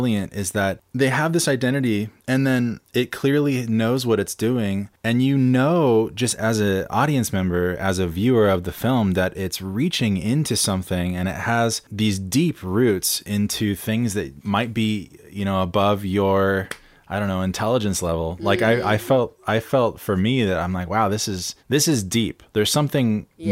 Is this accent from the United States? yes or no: yes; San Clemente, California, United States; a movie from my hometown in San Clemente called Brick